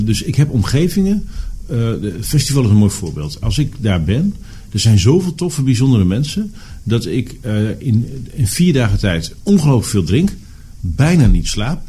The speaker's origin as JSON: {"language": "Dutch", "town": "Borger", "region": "Drenthe", "country": "Netherlands", "tie": "born or raised there", "said": "Diep, diep in de binnenlanden van Drenthe."}